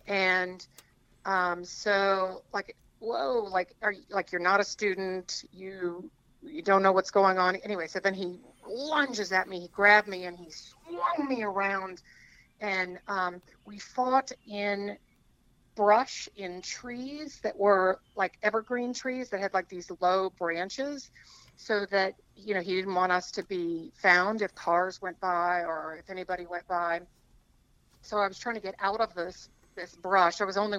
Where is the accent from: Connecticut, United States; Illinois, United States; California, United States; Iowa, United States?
Iowa, United States; Iowa City; born there; Yeah, I was born in Iowa City. Both my parents graduated from the University of Iowa